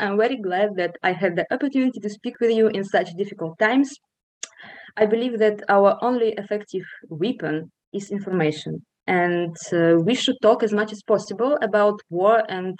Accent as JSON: {"language": "English", "region": "Moscow", "country": "Russia", "tie": "born or raised there", "moved": "as an adult", "lives_now": "Poland", "said": "Despite the fact that I am Polish by nationality, I was born in Moscow and lived there most of my life. So I went there to school, made my first friends, and in general grew up."}